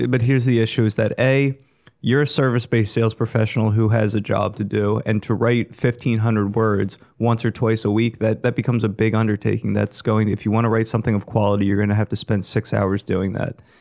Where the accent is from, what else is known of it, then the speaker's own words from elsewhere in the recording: York, Pennsylvania, United States; my hometown of York